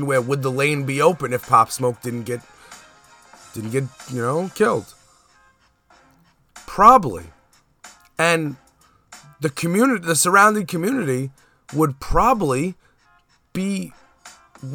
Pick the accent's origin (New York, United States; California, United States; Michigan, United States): New York, United States; New York City; I grew up on East 94th Street between J and K